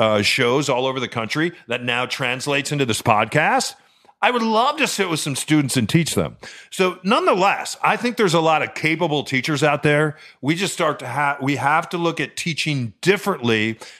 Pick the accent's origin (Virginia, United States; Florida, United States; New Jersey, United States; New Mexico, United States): New Mexico, United States; also born or lived in Chicago / Los Angeles; And I was born in Chicago, but then I spent junior high and high school in New Mexico. Incredibly different place than Chicago. Then moved to LA, first time on the West Coast.